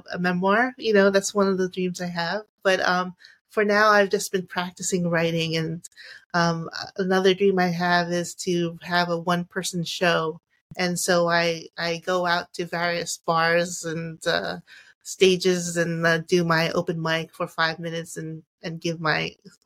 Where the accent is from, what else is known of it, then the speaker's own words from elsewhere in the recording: Long Island, New York, United States; also born or lived in Queens, New York; I'm from Long Island, New York.